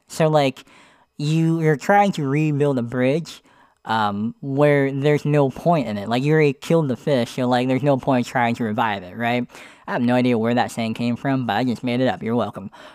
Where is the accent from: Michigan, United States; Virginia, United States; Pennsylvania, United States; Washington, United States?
Pennsylvania, United States; moved away as an adult; I was living in Pennsylvania.